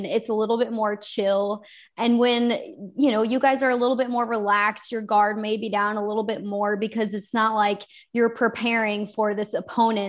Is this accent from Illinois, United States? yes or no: yes; Chicago, Illinois, United States; moved away; I'm from Chicago, so I was able to go home after the season